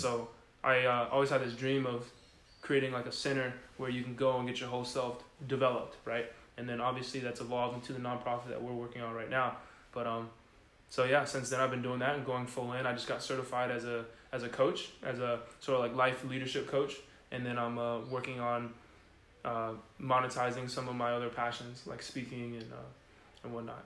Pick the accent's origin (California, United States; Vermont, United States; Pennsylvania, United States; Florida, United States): California, United States; San Diego; moved away as an adult; also born or lived in Houston, Texas; I'm from San Diego, California. Uh, born and raised